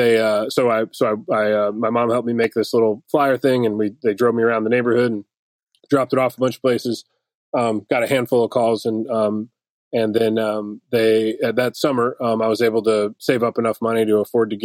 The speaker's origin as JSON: {"language": "English", "town": "Detroit", "region": "Michigan", "country": "United States", "tie": "born or raised there", "moved": "yes", "lives_now": "Nashville, United States", "said": "I grew up in Detroit"}